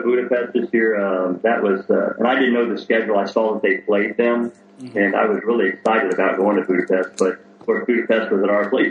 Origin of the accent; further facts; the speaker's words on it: United States; moved away; as an American or as a foreigner from away from Europe